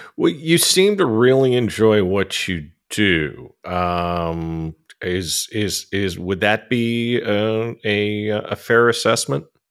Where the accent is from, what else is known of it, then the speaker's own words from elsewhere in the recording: California, United States; I grew up in California